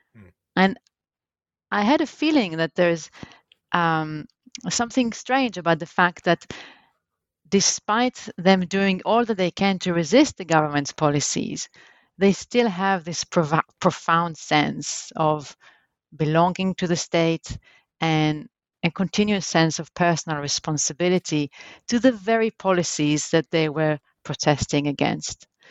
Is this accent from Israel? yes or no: yes; Jerusalem, Jerusalem District, Israel; I was born in Jerusalem, in Israel, and that's where actually I grew up